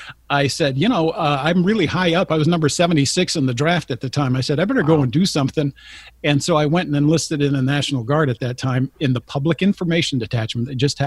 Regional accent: San Jose, California, United States; born there; Yeah, I was born in San Jose, California, mm-hmm. believe it or not. But my dad was in the phone company, Bell Telephone, and he would move like every 2 to 4 years back and forth.

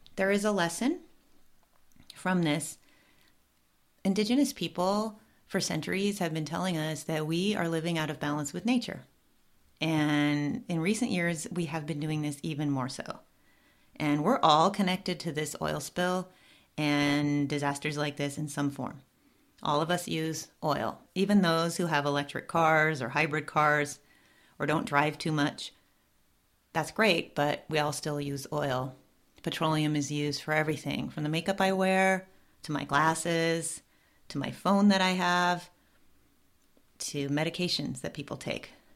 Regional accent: Southern California, United States; I was born and raised in Southern California

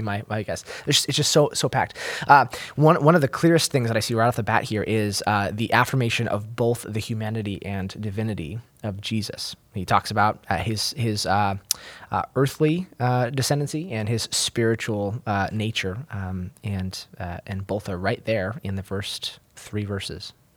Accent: Oregon, United States; moved away; I'm from Oregon State originally

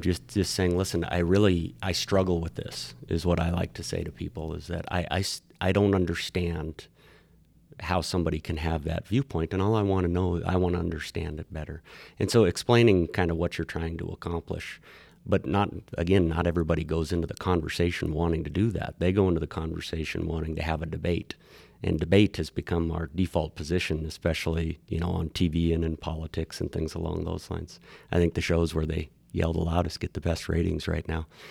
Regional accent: Miles City, Montana, United States; now in Bozeman, United States; I was born in Miles City. I was, I'm a quote unquote original Montanan

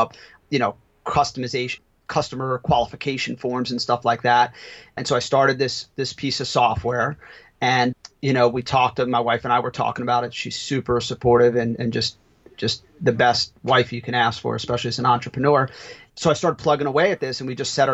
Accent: Italy; moved away; I'm from Italy

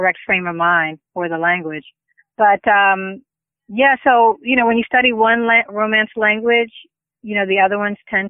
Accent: Philadelphia, Pennsylvania, United States; Yeah, we call them hoagies in Philly, but everybody else probably calls them submarine sandwiches or subs.

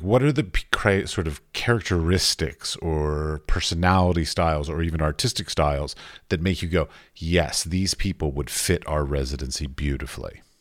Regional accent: United States; moved away as an adult; now in Europe; I grew up outside of you know Washington D.C.

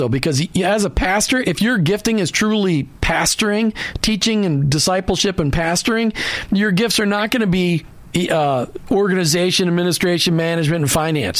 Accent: Minneapolis, Minnesota, United States; now in Tampa, United States; I grew up in Minneapolis, and Cleveland.

